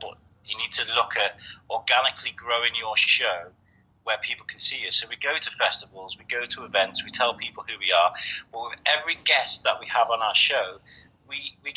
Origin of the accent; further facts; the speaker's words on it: Shrewsbury, West Midlands, United Kingdom; my hometown, Shrewsbury.